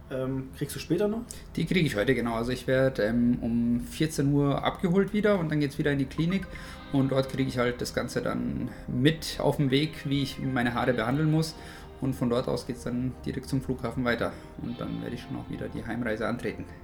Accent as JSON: {"language": "German", "town": "Munich", "region": "Bavaria", "country": "Germany", "said": "Ich komme aus München und bin Barkeeper vom Beruf"}